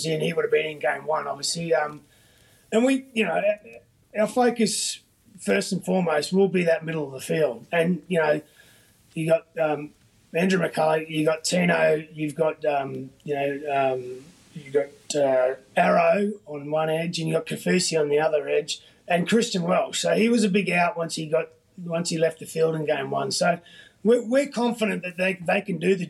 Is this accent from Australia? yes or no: yes; Queensland, Australia; as a Queenslander